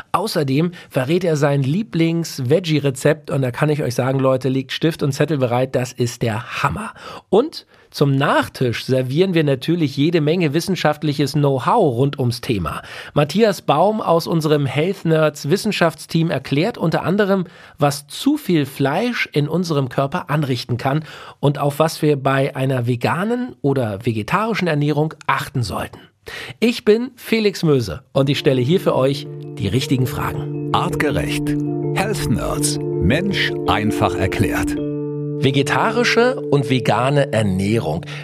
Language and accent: German; Berlin, Germany; Ja, oder als Berliner muss ich ja sagen, äh, äh super Dufte, dass du da bist.